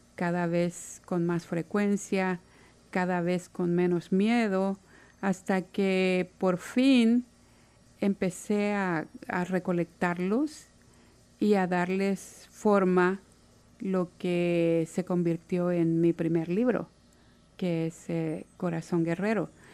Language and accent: Spanish; Santa Ana, El Salvador; moved away as an adult; now in Seattle, United States; Soy de Santa Ana, en El Salvador y estoy en Seattle desde hace casi 14 años.